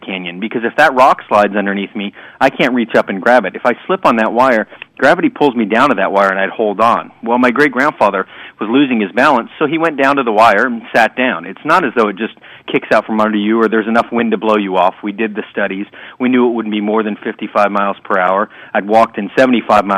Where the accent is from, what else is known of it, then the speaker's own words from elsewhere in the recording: Sarasota, Florida, United States; I was still training in my hometown of Sarasota, Florida